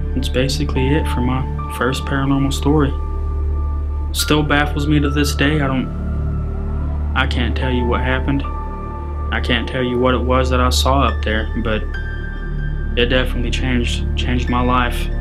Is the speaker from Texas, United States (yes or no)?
yes; Pampa, Texas, United States; I lived in Pampa, Texas. That was my hometown.